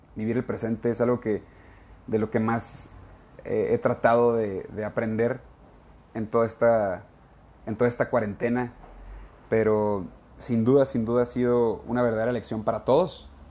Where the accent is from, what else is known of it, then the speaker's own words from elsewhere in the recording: Ensenada, Baja California, Mexico; moved away; todavía estaba en Ensenada, California, en mi tierra.